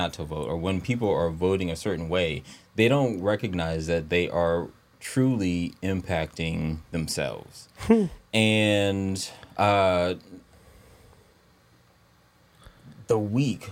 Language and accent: English; Savannah, Georgia, United States; moved away; I came from Savannah.